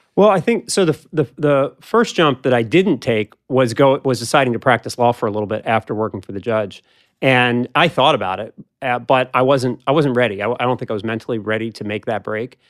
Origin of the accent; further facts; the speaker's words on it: Philadelphia, Pennsylvania, United States; I grew up in Philadelphia and then went with you to Cornell